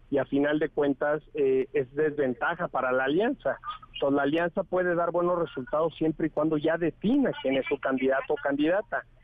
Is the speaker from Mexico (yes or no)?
yes; Mexico; Ya no podemos estar diciendo que la ciudad está dividida, todos somos mexicanos